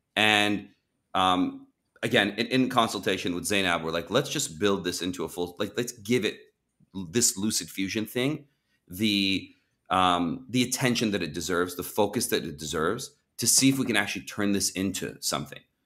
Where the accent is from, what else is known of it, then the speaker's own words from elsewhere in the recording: Champaign, Illinois, United States; moved away as an adult; also born or lived in Iran / Southern California; moved to America when I was six years old from Iran, uh, went to live in Champaign, Illinois